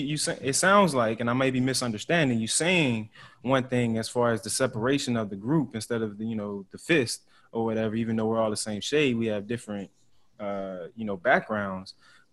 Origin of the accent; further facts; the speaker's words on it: United States; Like for me as an American, like I wouldn't just say, oh, you're not really American.